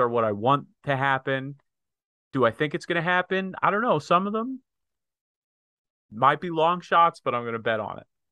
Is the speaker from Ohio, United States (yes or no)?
no; Pennsylvania, United States; some idiot that I grew up with in Pennsylvania